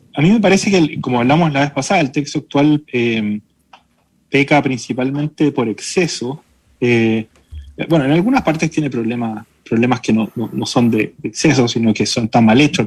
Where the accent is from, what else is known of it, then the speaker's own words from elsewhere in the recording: Chile; los chilenos somos un pueblo mestizo